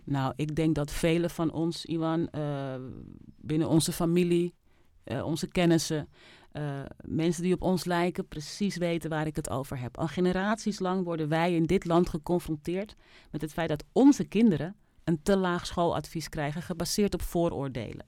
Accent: Netherlands; Ik ben in Nederland geboren

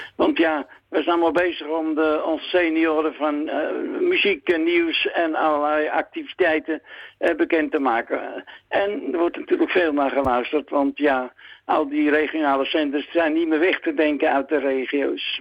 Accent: Zwanenburg, North Holland, Netherlands; moved away as an adult; now in Rucphen, Netherlands; Ik ben geboren op Zwanenburg

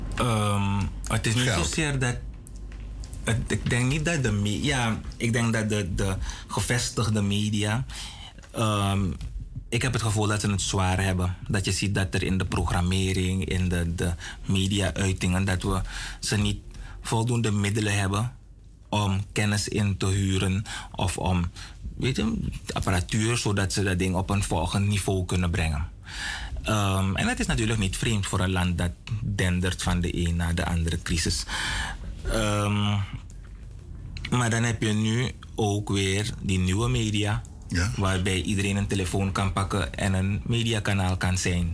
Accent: Suriname; we als Surinamers

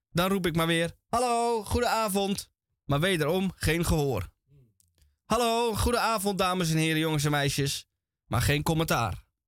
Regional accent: Amsterdam, North Holland, Netherlands; ik uit Amsterdam kom

